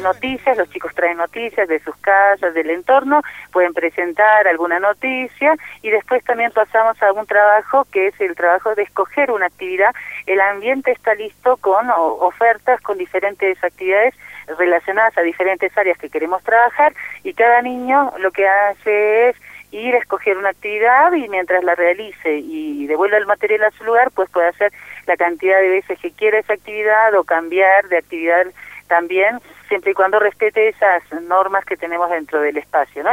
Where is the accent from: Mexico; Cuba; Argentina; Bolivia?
Bolivia; soy de Bolivia